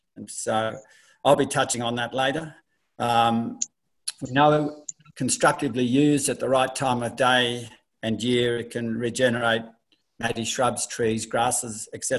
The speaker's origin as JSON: {"language": "English", "country": "Australia", "said": "Obviously, by the accent, not far from where Nicole lives, I'm from Australia, Southern Australia."}